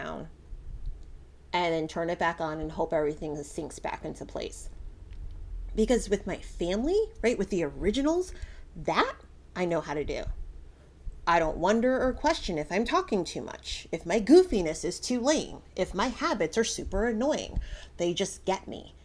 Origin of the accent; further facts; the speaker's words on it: Connecticut, United States; moved away; So I grew up in Connecticut. Connecticut is my home.